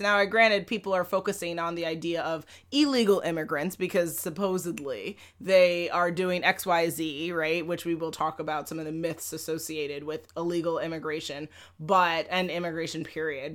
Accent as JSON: {"language": "English", "town": "New York City", "region": "New York", "country": "United States", "tie": "born or raised there", "said": "I grew up in Manhattan, Lower East Side of Manhattan"}